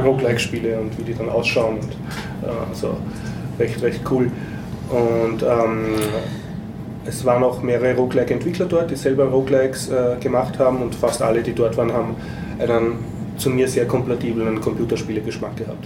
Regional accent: Austria; als Österreicher

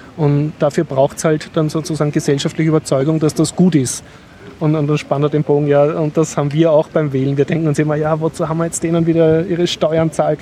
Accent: Austria; als Westler, als Österreicher, als Europäer

